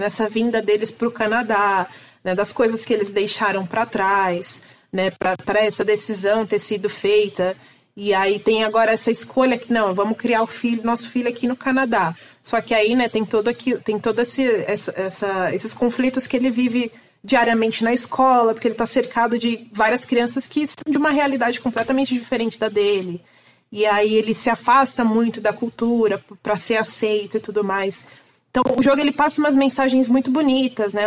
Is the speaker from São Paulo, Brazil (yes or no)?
yes; São Paulo, Brazil; also born or lived in Ceará; eu nasci no Ceará e eu vim para São Paulo com um ano de idade